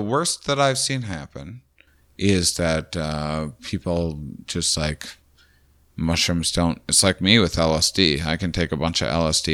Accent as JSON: {"language": "English", "region": "Midwest", "country": "United States", "said": "we're all from the Midwest"}